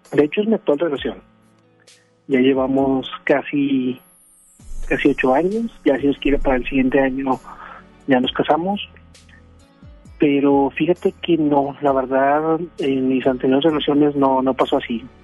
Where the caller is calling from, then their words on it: García, Nuevo León, Mexico; desde García León.